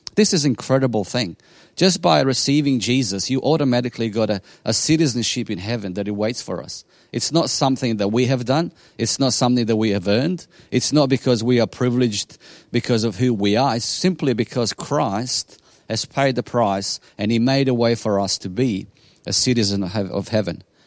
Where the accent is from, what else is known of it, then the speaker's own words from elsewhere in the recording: Bosnia & Herzegovina; English is a second language; now in Australia; I come from Bosnia in ninety-six as a refugee